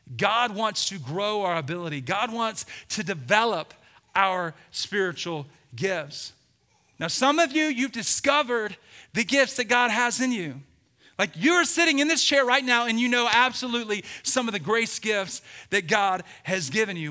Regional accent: Birmingham, Alabama, United States; I grew up in Birmingham, Alabama.

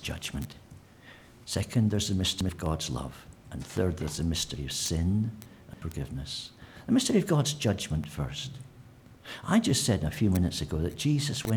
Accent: Scotland, United Kingdom; moved away; I'm Scottish

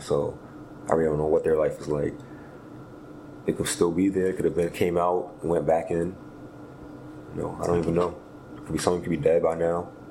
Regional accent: New York City, New York, United States; I grew up in East Flatbush, Brooklyn, New York.

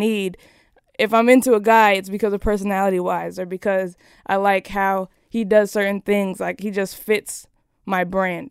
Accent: Las Vegas, Nevada, United States; I was born in Las Ve-, Las Vegas, Nevada.

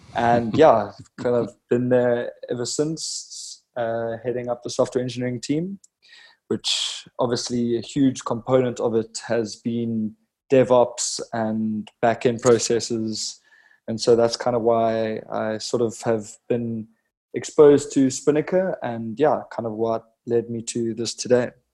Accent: Cape Town, Western Cape, South Africa; born and raised Cape Town, South Africa

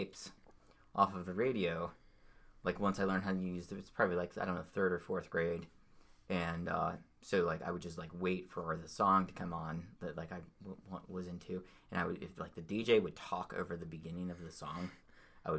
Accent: Cincinnati, Ohio, United States; now in Covington, United States; in Cincinnati, on the west side of Cincinnati

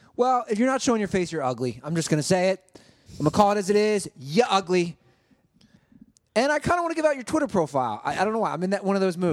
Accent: Cincinnati, Ohio, United States; growing up in Cincinnati

